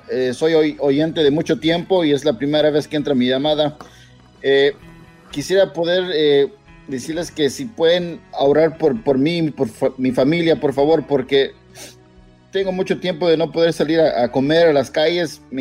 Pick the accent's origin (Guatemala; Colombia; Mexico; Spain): Guatemala; soy, fíjense que soy de Guatemala y estoy muy agradecido con todo lo que usted está haciendo para que, para que mi, comunidad guatemalteca